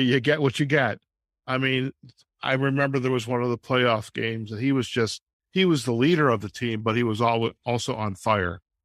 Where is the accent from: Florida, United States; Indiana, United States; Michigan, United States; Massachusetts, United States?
Michigan, United States; Detroit; growing up in Detroit in the 60s